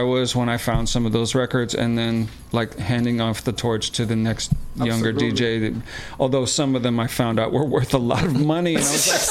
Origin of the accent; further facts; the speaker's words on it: Chicago, Illinois, United States; I'm from Chicago.